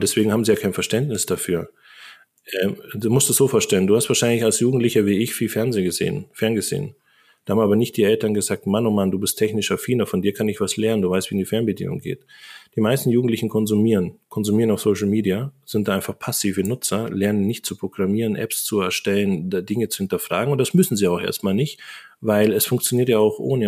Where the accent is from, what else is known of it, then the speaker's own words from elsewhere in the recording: Allgäu, Bavaria, Germany; also born or lived in Japan; now in Augsburg, Germany; ich bin im Allgäu groß geworden, auf dem Dorf.